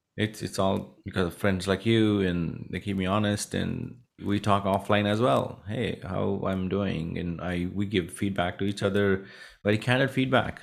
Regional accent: Punjab, India; moved away; I grew up in a small village in India, a northern, uh, state called Punjab

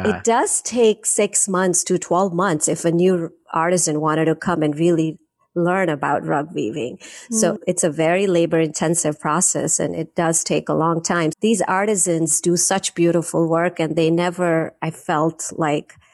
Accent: India; I was born in India. I grew up in India in our manufacturing business

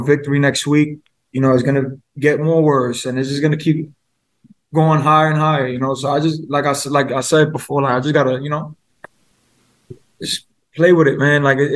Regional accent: New York, United States; I'm from New York, I'm 26

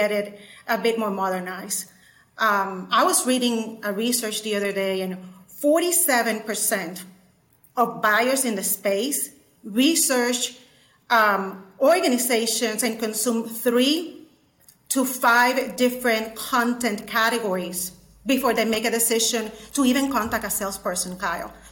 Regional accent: San Juan, Puerto Rico; now in Chattanooga, United States; I'm originally from San Juan, Puerto Rico

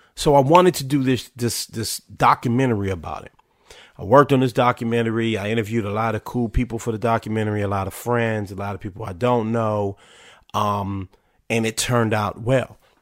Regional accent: Washington, United States; spent years playing for my hometown, then called Washington Redskins

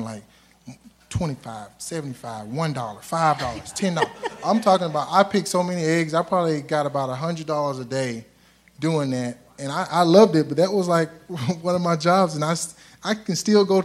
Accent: Alabama, United States; I'm from Alabama, right? It's from the South.

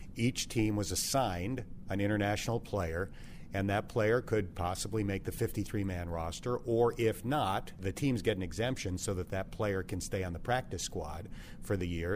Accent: Western New York, United States; moved away; I grew up in Western New York

